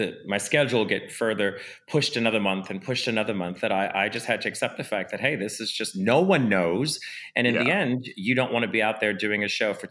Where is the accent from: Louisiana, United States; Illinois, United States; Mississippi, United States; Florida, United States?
Louisiana, United States; New Orleans; I come from New Orleans where stuff like this would kind of stop your life for a minute